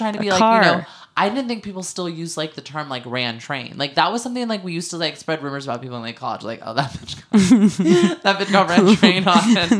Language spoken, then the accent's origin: English; San Francisco Bay Area, California, United States; We got a lot of our songs growing up in the Bay Area because me and Camille are from Bay Area, San Francisco Bay Area.